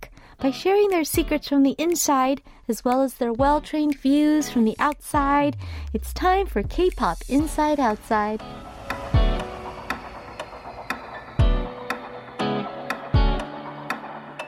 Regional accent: United States; also born or lived in Los Angeles, United States; now in South Korea; we're growing up in America

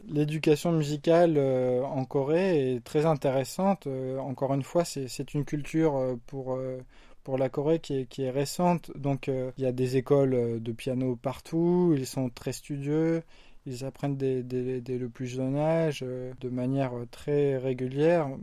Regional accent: France; moved away as an adult; now in South Korea; je suis français

